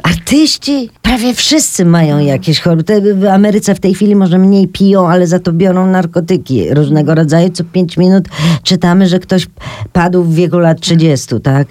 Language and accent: Polish; Poland